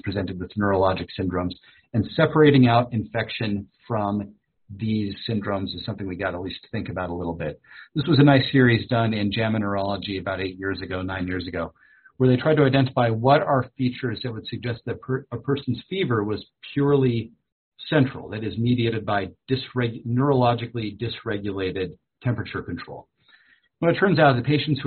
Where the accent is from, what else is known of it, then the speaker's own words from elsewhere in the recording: Minnesota, United States; moved away; I was born in Minnesota